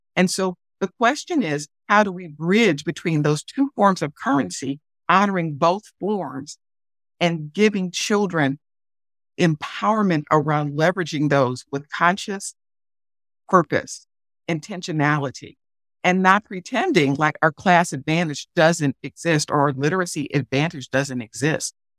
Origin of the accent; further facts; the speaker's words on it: Detroit, Michigan, United States; my hometown of Detroit